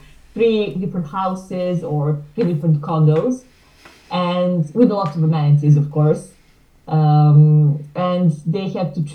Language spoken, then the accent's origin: English; small town near Belgrade, Serbia; English is a second language; I come from Serbia, Belgrade. Actually, I was born in a small town nearby, but now currently I live and work in Belgrade